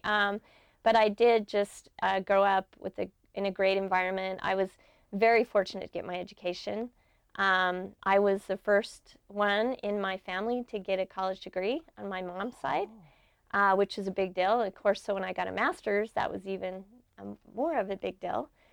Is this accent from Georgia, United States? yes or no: no; Brigham City, Utah, United States; I grew up in Brigham City, Utah in the 60s.